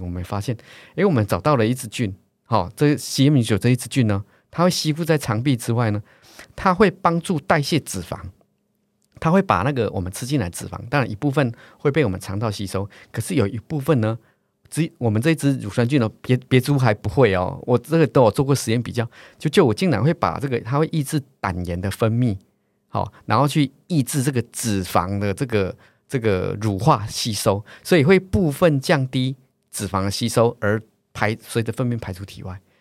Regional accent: Taiwan; 我们两个虽然都叫台湾人

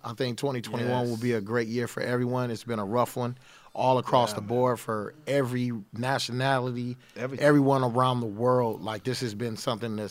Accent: Los Angeles, California, United States; I'm actually here from Los Angeles as well. Valley Boy, San Fernando Valley, 818

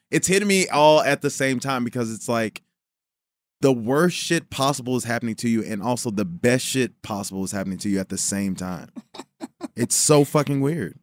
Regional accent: Chicago, Illinois, United States; now in Los Angeles, United States; I was born in Chicago

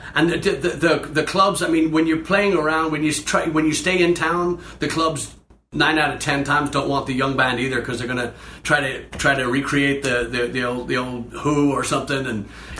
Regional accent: Dublin, Leinster, Ireland; Growing up in Dublin, you can't discount or bypass

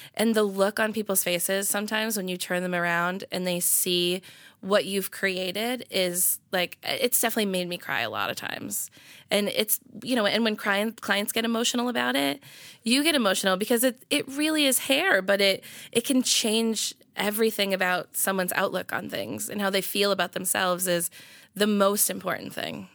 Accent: Marlborough, Massachusetts, United States; moved away as an adult; also born or lived in Providence; I'm from, uh, Marlborough. Yeah, so, like, twenty minutes outside of Boston

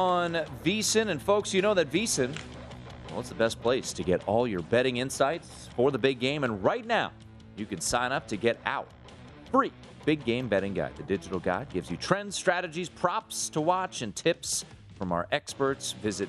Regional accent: United States; I'm an American, cheer for the United States on most nights

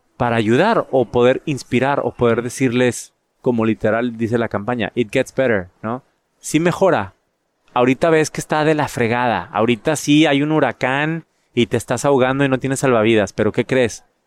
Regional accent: San Pedro Garza García, Nuevo León, Mexico; moved away as an adult; also born or lived in London; now in United States; En Monterrey, en mi casa. Bueno, en San Pedro, de donde soy.

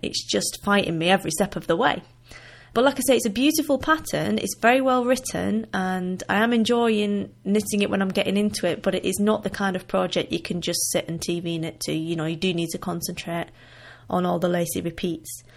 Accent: Wigan, North West England, United Kingdom; accent: northern; now in Limpopo, South Africa; originally I am from the northwest of England, in a town called Wigan, which is in between Liverpool and Manchester. So I do still have a little bit of a northern accent

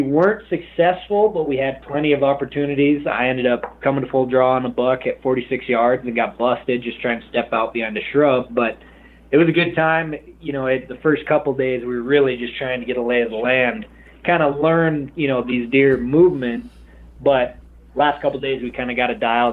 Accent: Montana, United States; growing up in Montana

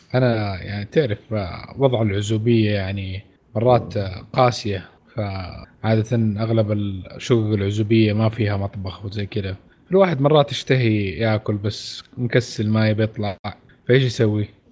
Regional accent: Saudi Arabia; عندنا في السعوديه

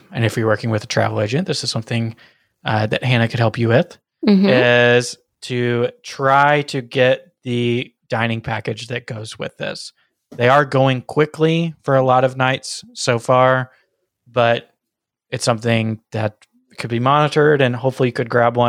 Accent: Boston, Massachusetts, United States

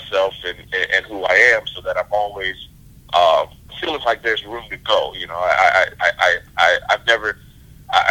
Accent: Louisiana, United States; moved away as an adult; also born or lived in Sacramento, United States; now in Los Angeles, United States; my family growing up in the South

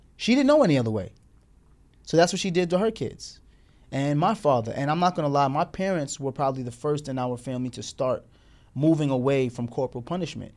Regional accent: Morristown, Tennessee, United States; we were now growing up with her in Tennessee, Morristown, Tennessee, in the South

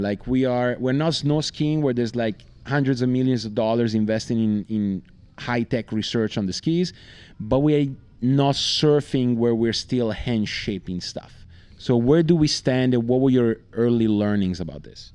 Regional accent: Italy; I'm from Italy

